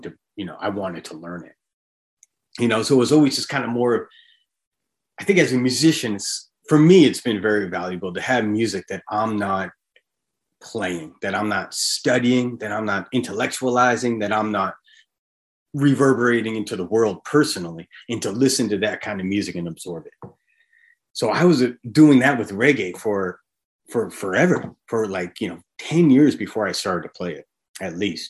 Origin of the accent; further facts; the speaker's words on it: Hampton Beach, New Hampshire, United States; I grew up on Hampton Beach, New Hampshire.